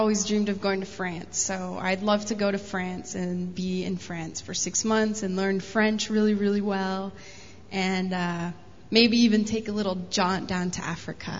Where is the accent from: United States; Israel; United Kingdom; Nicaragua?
Nicaragua; I was raised in Nicaragua. I was there for 11 years.